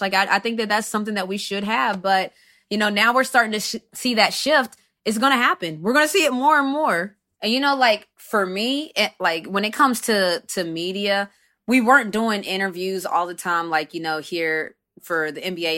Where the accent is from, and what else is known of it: United States; first language English